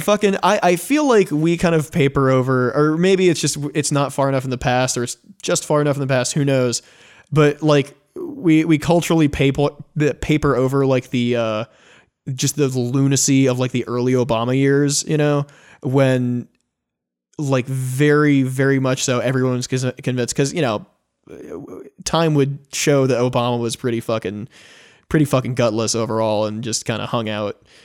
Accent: United States; I'm an American

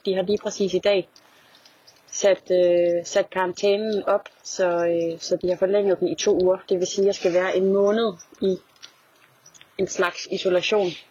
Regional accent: Denmark; moved away as an adult; now in Paris, France; alle mine venner, i hvert fald der, der er derhjemme i Danmark

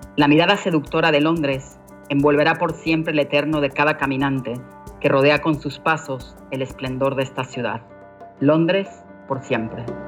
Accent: Mexico; moved away as an adult; also born or lived in London; como mujer mexicana

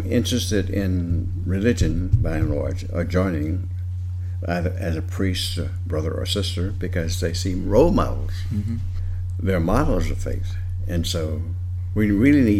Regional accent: the Jim Crow South, United States; I grew up in the Jim Crow South, so it was rigidly segregated

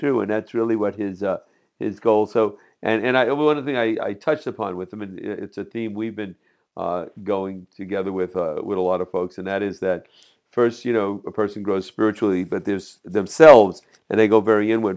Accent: Jersey City, New Jersey, United States; I'm from Jersey City

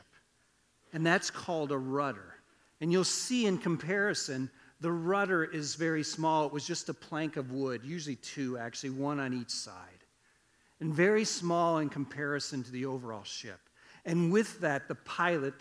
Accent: Iowa, United States; I grew up in Iowa. We didn't farm, but I grew up on a farm

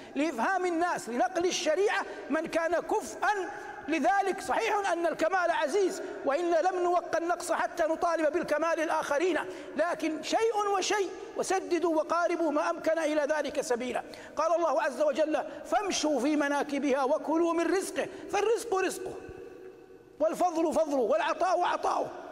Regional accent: Saudi Arabia; بلادنا المملكة العربية السعودية

